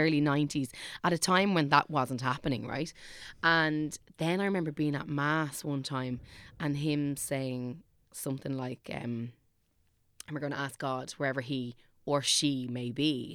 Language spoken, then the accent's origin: English; Dublin, Leinster, Ireland; I am from Clonsilla